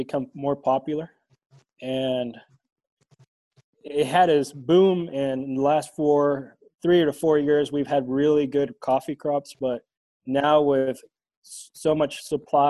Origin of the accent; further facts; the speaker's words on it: Honduras; moved away as an adult; now in Ulysses, United States; I grew up in Honduras, and after I got done with high school, I had the opportunity to go to Kansas State University